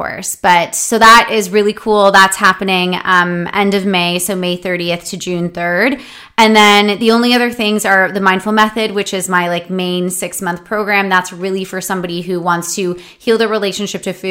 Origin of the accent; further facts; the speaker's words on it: Canada; I'm from Canada